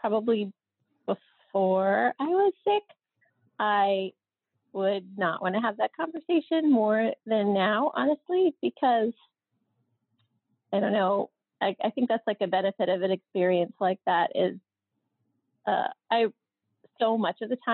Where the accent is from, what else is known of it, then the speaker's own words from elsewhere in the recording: United States; we're American